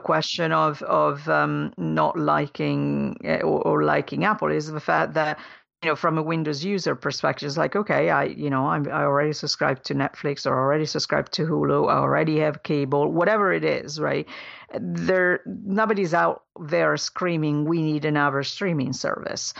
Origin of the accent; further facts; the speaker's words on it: Italy; moved away; my home country in Italy